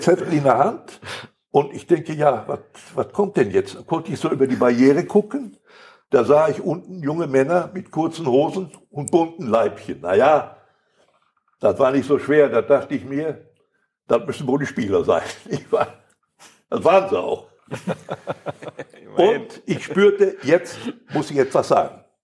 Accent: Recklinghausen, North Rhine-Westphalia, Germany; first language Polish; also born or lived in Poland; bis wir wieder in Recklinghausen waren

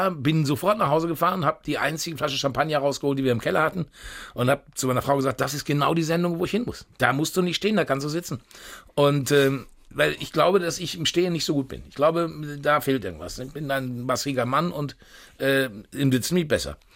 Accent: Unna, North Rhine-Westphalia, Germany; Und das äh, alte Dorf, wo ich geboren bin, das war Unna Stockum. Also da hatten wirklich 400 Einwohner. Und äh, ja, und ich bin also mit selber kochen groß geworden, mit Spiegeleier essen während der Woche

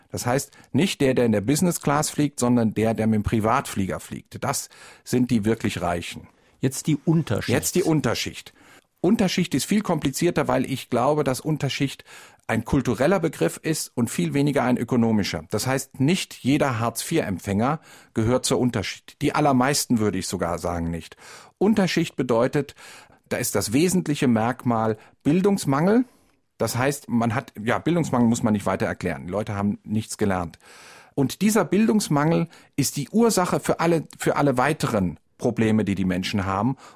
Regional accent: West Germany, Germany; Das heißt, wir sind alle aufgewachsen in Westdeutschland mit dem Bewusstsein, wir sind doch alle irgendwie Mittelschicht.

